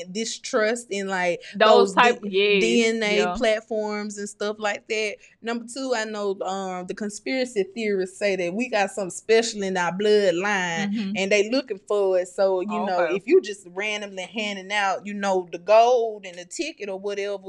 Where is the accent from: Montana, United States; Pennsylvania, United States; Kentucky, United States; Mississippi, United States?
Mississippi, United States; I'm not either. I'm from Mississippi.